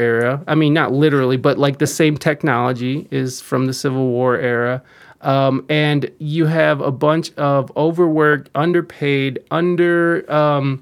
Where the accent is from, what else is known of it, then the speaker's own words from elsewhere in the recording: United States; I am American AF